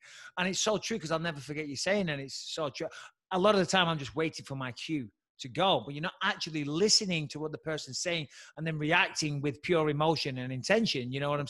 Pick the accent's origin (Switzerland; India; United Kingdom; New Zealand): United Kingdom; England; moved away; As soon as I go back to England, my accent changes.